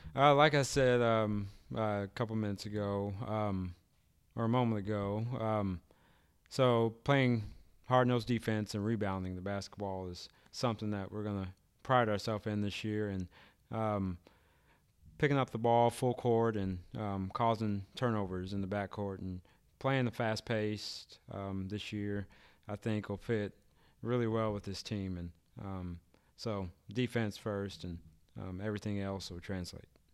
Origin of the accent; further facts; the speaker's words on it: Kansas City, Missouri, United States; now in Archie, United States; I'm from, actually, from Kansas City, Missouri